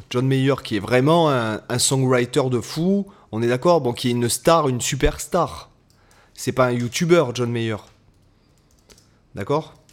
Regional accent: France; on est français

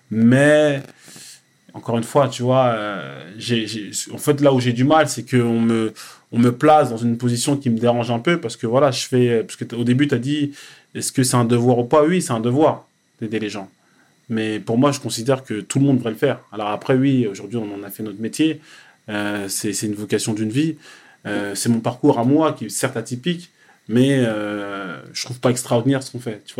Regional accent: Cameroon; Je veux pas aller au Cameroun parce que je suis Camerounais.

